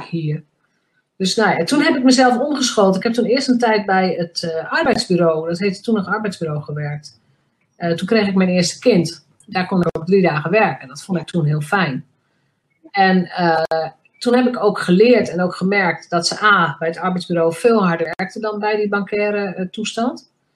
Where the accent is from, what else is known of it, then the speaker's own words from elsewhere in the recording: Drenthe, Netherlands; mij als Drents meisje